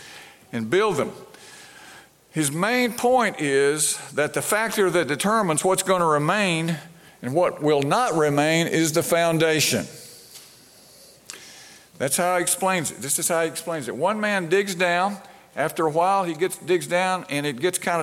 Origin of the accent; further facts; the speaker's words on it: Brandon, Mississippi, United States; I grew up in Brandon, in the Brandon Presbyterian Church right outside of Jackson